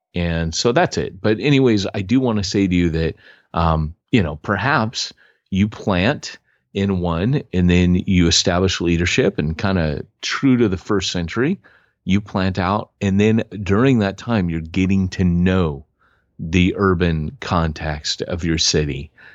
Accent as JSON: {"language": "English", "town": "Huntington Beach", "region": "California", "country": "United States", "tie": "born or raised there", "said": "I grew up in Huntington Beach"}